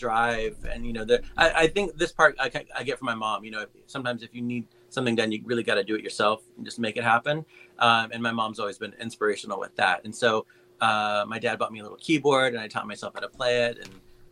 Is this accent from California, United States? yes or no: yes; Santa Barbara, California, United States; also born or lived in Lompoc; I'm from Santa Barbara and Lompoc, okay. So not too far from